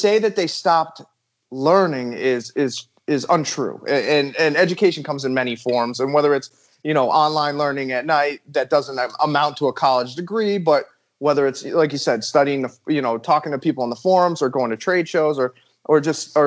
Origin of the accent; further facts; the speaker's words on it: Massachusetts, United States; moved away; I'm actually from Massachusetts